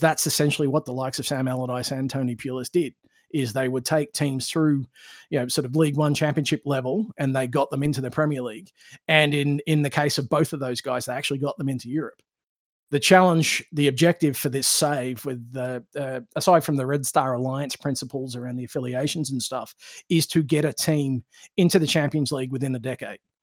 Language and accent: English; Australia; born or raised there; moved away